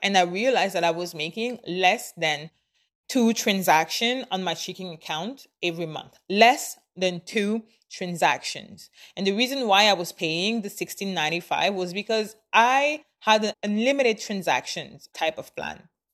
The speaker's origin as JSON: {"language": "English", "country": "Canada", "said": "I am Canadian. I live in Canada. I am a Canadian citizen"}